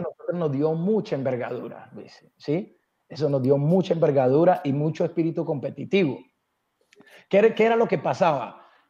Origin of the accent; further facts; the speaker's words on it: Buenaventura, Valle del Cauca, Colombia; moved away; also born or lived in Bogotá; yo nací en Buenaventura, que la amo